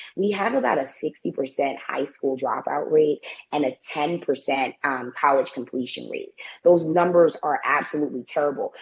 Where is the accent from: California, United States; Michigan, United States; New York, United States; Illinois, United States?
New York, United States; New York City; I was born in the Bronx. Um, I still choose to reside here. Uh, I, I, grew up in the nation's poorest congressional district